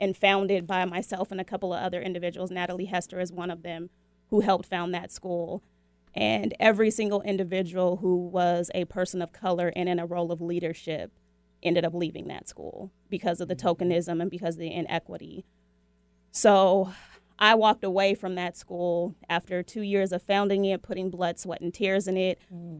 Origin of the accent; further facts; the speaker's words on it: Seattle, Washington, United States; I was born and raised in Seattle, Washington